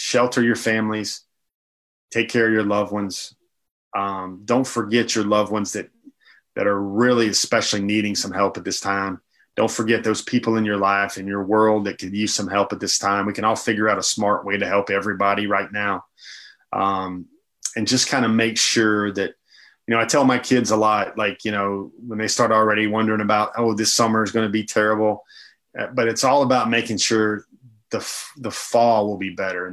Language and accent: English; North Georgia, United States; at Mama and Papa's house growing up in North Georgia